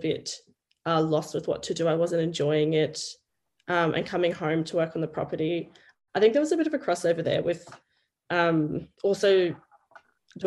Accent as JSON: {"language": "English", "region": "central Queensland", "country": "Australia", "tie": "born or raised there", "moved": "as an adult", "lives_now": "New Zealand", "said": "I grew up in Australia, in Queensland, central Queensland."}